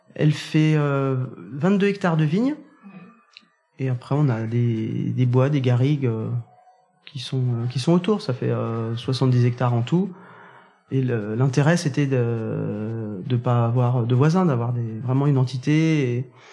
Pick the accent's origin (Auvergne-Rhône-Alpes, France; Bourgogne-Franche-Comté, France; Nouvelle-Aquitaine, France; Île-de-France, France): Bourgogne-Franche-Comté, France; Saint-Amour; moved away as an adult; also born or lived in Jura / Mâconnais; now in Corbières, France; J'ai grandi dans le, dans le Beaujolais, au milieu des vignes, à Saint-Amour